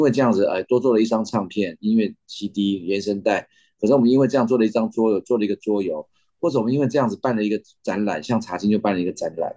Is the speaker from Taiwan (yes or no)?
yes; Taiwan; 因为我们台湾人